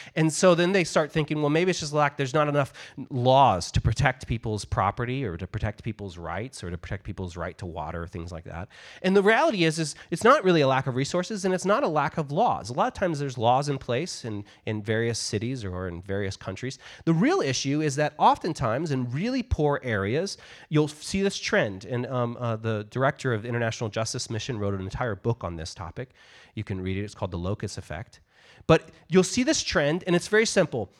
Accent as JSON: {"language": "English", "country": "United States"}